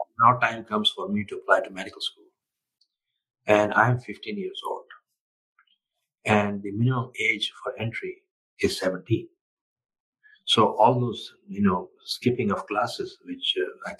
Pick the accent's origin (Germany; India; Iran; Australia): India; moved away; I'm from India originally. And I remain in touch with India, and I care a lot for my country